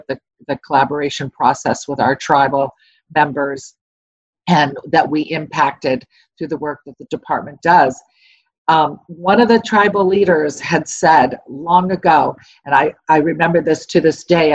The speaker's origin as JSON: {"language": "English", "region": "Southern California", "country": "United States", "said": "Even though I'm native myself, I am from Southern California"}